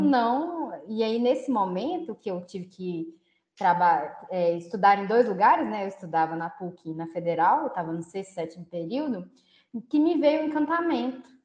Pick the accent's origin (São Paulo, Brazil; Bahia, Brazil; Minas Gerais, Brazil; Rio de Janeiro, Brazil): Minas Gerais, Brazil; Belo Horizonte; eu moro em Belo Horizonte, né? Sou de Belo Horizonte